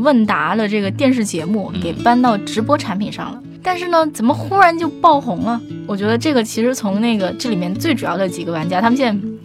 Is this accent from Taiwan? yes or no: no; China; 但是我们中国人必须得说，我们那个中国公司模仿的速度那还是相当对